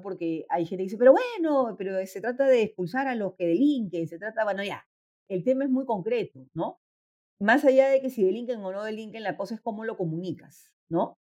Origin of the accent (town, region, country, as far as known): Peru